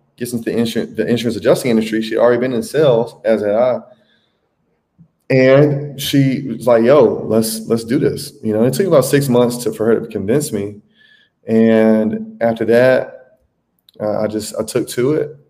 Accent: Tuscaloosa, Alabama, United States; moved away as an adult; also born or lived in Atlanta; now in Brazil; I am from Tuscaloosa, Alabama. I have been living outside the United States since 2018.

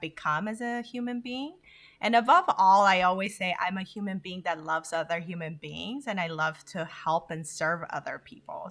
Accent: Honduras; also born or lived in Korea; now in United States; vibrant way of living that I was taught by growing up in Honduras

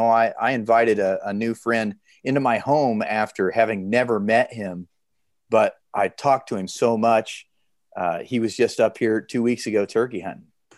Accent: Nebraska, United States; I'm from Nebraska.

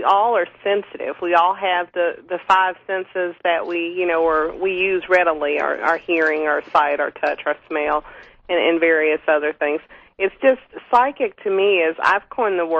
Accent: the South, United States; growing up in the South where I live

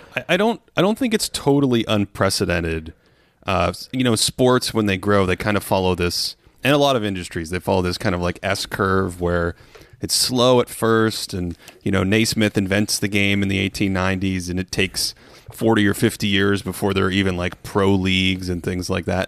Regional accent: Boston, Massachusetts, United States; I grew up in Boston.

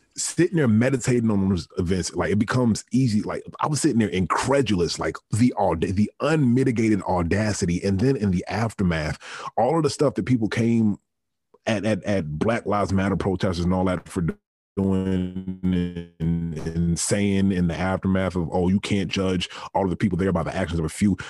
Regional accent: Richmond, Virginia, United States; growing up in Richmond, Virginia, the capital of the Confederacy

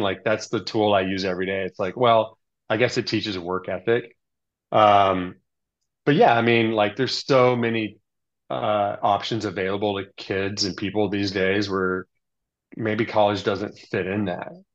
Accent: Texas, United States; moved away as an adult; also born or lived in Southern California; I grew up in Texas where you think of like country and cows, but actually I grew up in the suburbs

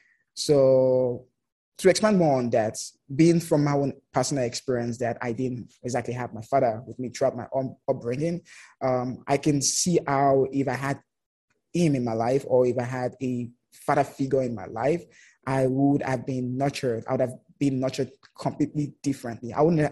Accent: Lagos, Nigeria; Yeah, I'm from Lagos.

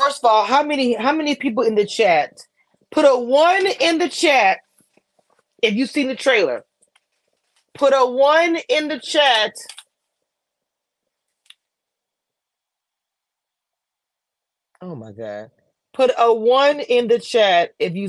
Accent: New Orleans, Louisiana, United States; New Orleans, anything to do with my hometown

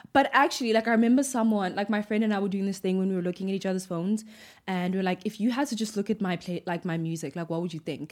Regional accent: Butterworth, Eastern Cape, South Africa; I was born in the Eastern Cape.

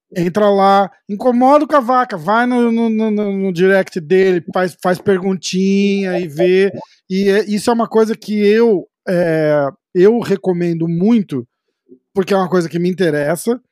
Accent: Brazil; eu sou brasileiro

